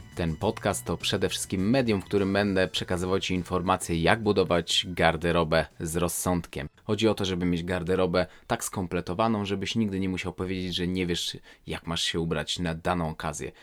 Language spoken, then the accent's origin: Polish; Warsaw, Masovian Voivodeship, Poland; moved away as an adult; now in Sweden; jestem osobą urodzoną w 1985 roku w Warszawie